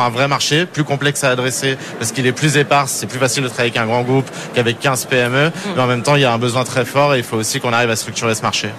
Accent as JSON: {"language": "French", "country": "France", "said": "on est des Gaulois, on est des Français"}